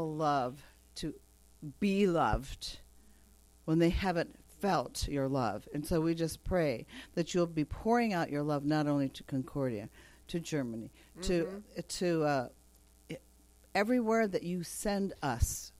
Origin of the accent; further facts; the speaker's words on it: Japan; moved away; growing up in Japan